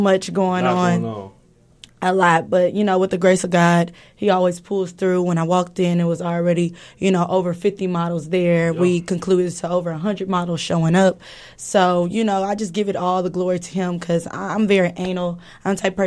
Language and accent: English; Houston, Texas, United States; I'm from Houston